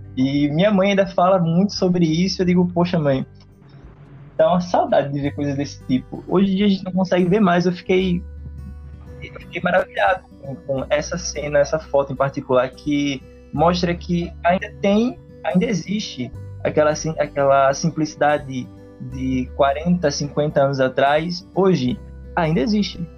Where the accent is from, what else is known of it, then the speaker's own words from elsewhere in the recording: Northeast Region, Brazil; accent: nordestino; o nosso sotaque